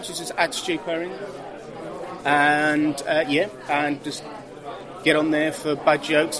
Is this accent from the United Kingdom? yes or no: yes; West Bromwich, West Midlands, United Kingdom; I was never a teenager in New York. I grew up in West Bromwich. And this is where it's set.